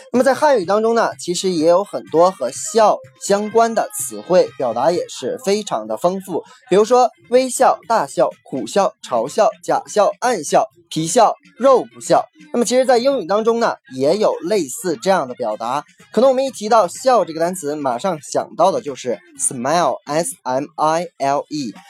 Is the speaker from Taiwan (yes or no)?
no; Northeast China, China; 有点像我们东北话说的